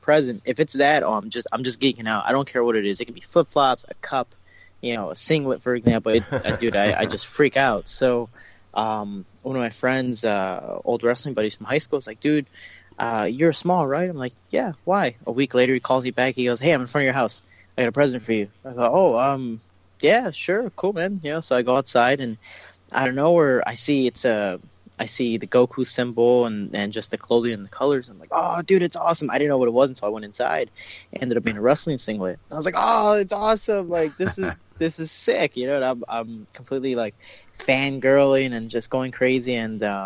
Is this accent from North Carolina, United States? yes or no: no; Chicago, Illinois, United States; now in California, United States; I'm from Chicago